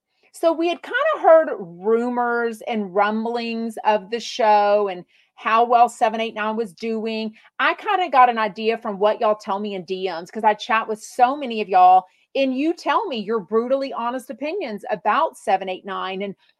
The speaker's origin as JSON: {"language": "English", "country": "United States", "accent": "country"}